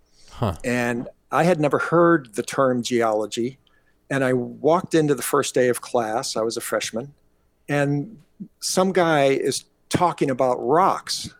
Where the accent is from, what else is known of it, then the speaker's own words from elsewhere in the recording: Pittsburgh, Pennsylvania, United States; also born or lived in Detroit, Michigan; now in Hawaii, United States; I was born in Detroit, Michigan, and grew up in the famous coastal city of Pittsburgh, Pennsylvania